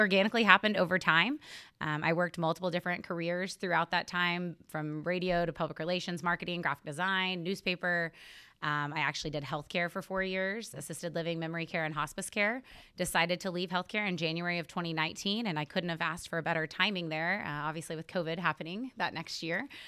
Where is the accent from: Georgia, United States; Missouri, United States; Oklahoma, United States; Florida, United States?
Oklahoma, United States; Helena; also born or lived in Stillwater, Oklahoma; I grew up in Northwest Oklahoma in a small town called Helena, not to be confused with Helena, Montana